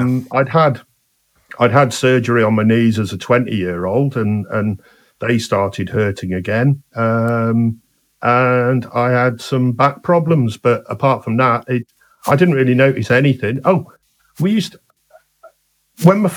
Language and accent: English; Shropshire, West Midlands, United Kingdom; I'm from Shropshire, we have big hands in Shropshire.